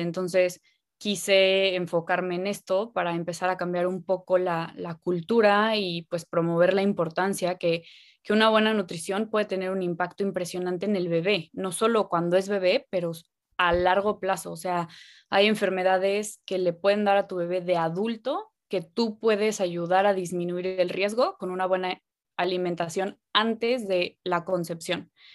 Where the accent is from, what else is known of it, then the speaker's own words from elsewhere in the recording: Cancún, Quintana Roo, Mexico; nací en Cancún y siempre he estado muy cerca del mar